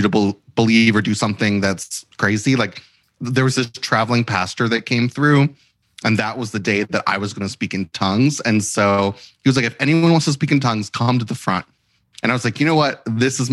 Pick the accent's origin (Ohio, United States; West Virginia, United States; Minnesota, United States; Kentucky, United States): Kentucky, United States; Christian County; now in Los Angeles, United States; I grew up in Christian County, Kentucky.